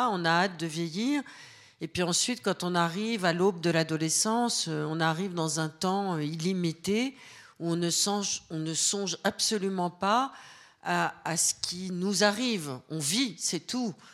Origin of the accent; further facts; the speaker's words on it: Caen, Normandy, France; born there; Et l'autre mois, je le passais chez ma grand-mère maternelle en Normandie, là où je suis née, à Caen.